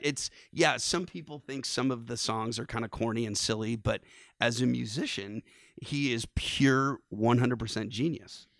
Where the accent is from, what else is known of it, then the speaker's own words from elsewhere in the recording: San Francisco, California, United States; now in Vermont, United States; growing up in San Francisco, you, you're kind of a … fan at birth, 'cause I literally lived ten blocks from the Haight Ashbury district